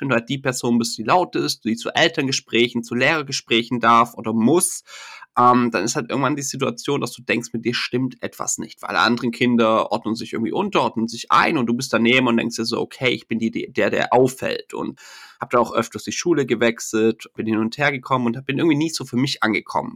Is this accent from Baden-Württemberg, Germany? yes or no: yes; Stuttgart area, Baden-Württemberg, Germany; accent: Swabian; ich bin äh, aus dem Stuttgarter Raum, man hört es vielleicht auch ein bisschen, wenn der Akzent durchkommt